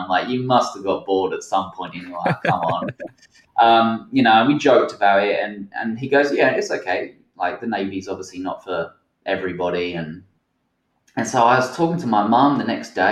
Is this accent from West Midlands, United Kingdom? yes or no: no; Essex, East of England, United Kingdom; moved away as an adult; also born or lived in Portsmouth / Helensburgh, Scotland / Pacific Northwest, United States; now in Washington, United States; I grew up in Essex. I spent a lot of my kind of like teen life in Essex